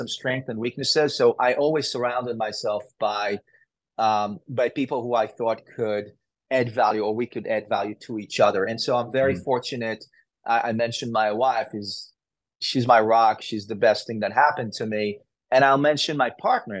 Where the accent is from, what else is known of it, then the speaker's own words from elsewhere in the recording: Israel; moved away as an adult; I grew up in Israel.